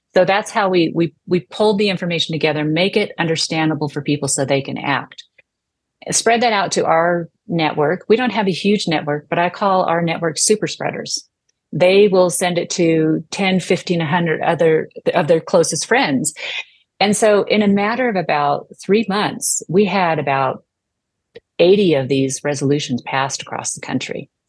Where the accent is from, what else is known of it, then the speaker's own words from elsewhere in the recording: United States; as an American